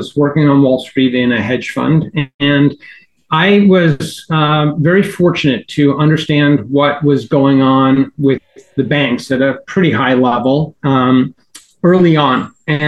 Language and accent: English; New York, United States; now in Miami, United States; I grew up in New York